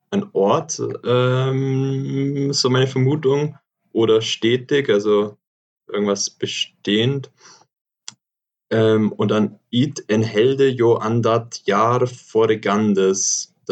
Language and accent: German; Augsburg, Bavaria, Germany; accent: Swabian; bei mir schwätzt man Schwäbisch